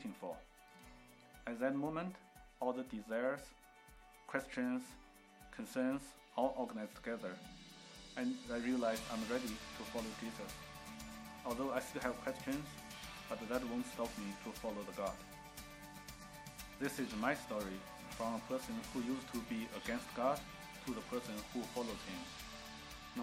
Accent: China; English is a second language; moved away as an adult; now in United States; I come from China. I grew up from a family without any religion background

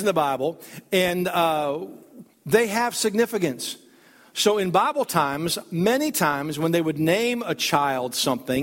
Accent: Worcester, New York, United States; At the Christmas play at the First Baptist Church in Worcester, New York, in 1966

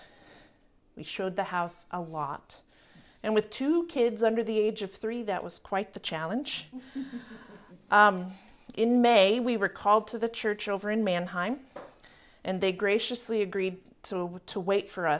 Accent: Berea, Kentucky, United States; the court of the college in my hometown

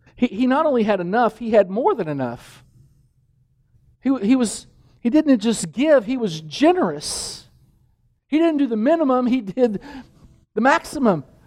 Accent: Danville, Kentucky, United States; moved away; the village I grew up in, in Danville, Kentucky

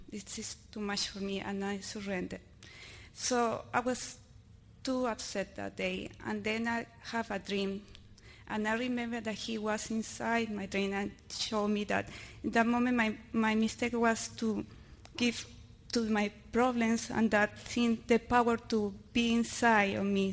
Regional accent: Miami, Florida, United States; English is a second language; I'm from Miami.

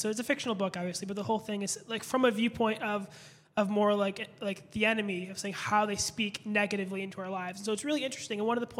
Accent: Buffalo, New York, United States; moved away as an adult; also born or lived in Olean, New York; now in Pittsburgh, United States; We just moved from a small town called Olean, New York. She grew up in Carlisle, Pennsylvania, if you know where that is. I grew up in Buffalo, New York.

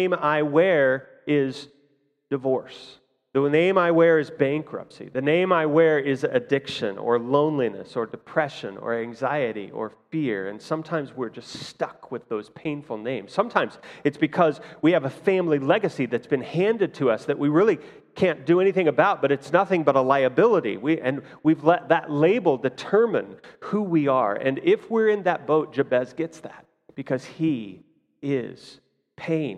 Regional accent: Fort Scott, Kansas, United States; as a kid, I grew up in Fort Scott here

